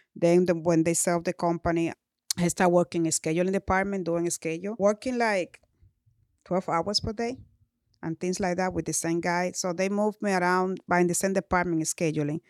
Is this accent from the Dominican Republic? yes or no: yes; Dominican Republic; moved away as an adult; I came to this country when I was 20 years old. I grew up in Dominican Republic